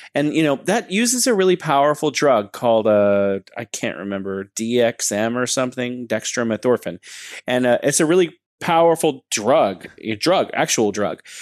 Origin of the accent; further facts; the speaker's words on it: United States; now in China; I'm an American. I come to China.